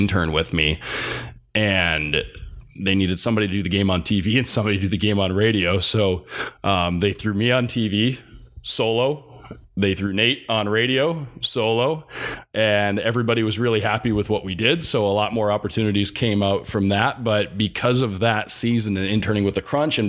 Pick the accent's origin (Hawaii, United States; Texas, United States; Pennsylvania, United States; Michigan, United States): Michigan, United States; Detroit; moved away as an adult; also born or lived in Chicago; growing up in the Detroit area